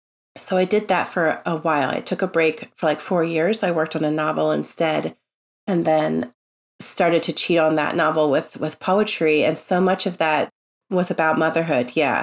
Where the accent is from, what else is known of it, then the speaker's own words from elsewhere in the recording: Tennessee, United States; born there; I was born in Tennessee.